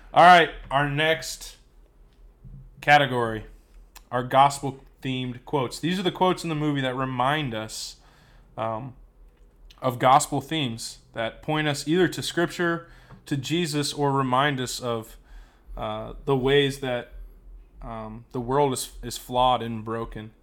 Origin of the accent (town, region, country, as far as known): United States